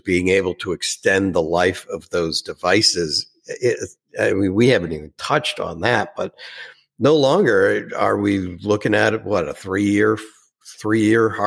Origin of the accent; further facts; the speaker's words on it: Boston, Massachusetts, United States; accent: Boston; my Boston accent